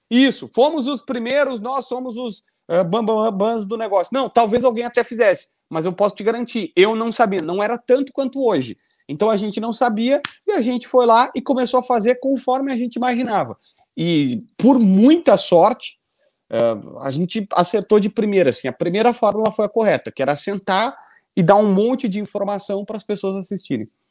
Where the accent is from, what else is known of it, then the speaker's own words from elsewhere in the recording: Capivari do Sul, Rio Grande do Sul, Brazil; also born or lived in Osório; eu nasci em Osório porque na minha cidade, Capivari do Sul, ninguém nasce, não tem hospital